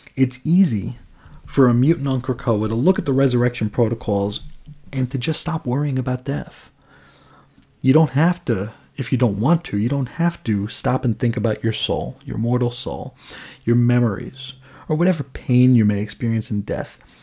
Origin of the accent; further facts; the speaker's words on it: New York, United States; moved away as an adult; now in Arizona, United States; I grew up in New York, spent, you know, eighteen years out there